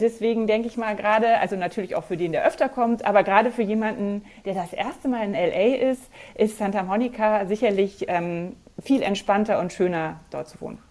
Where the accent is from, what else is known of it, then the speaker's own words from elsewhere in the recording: Germany; hier bei uns in Deutschland